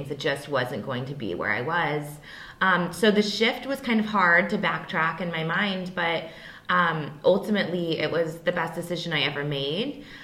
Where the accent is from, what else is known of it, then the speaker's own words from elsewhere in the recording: Hillsboro, United States; I grew up in Hillsboro.